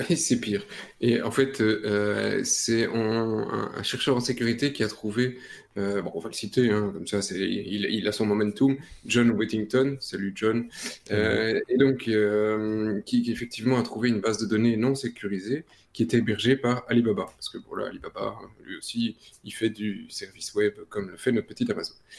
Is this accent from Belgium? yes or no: yes; Belgium; chez nous en Belgique, Proximus